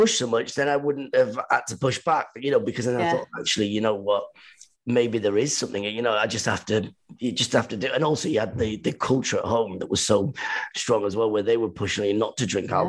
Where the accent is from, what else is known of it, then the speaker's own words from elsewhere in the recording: Iran; moved away; even when we came from Iran, it was very Iranian because my dad was always away, whatever, doing stuff.